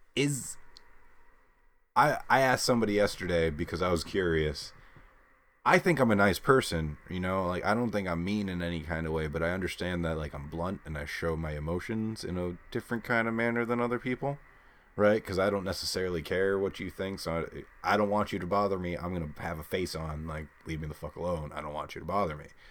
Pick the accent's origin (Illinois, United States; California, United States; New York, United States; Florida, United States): New York, United States; we're from New York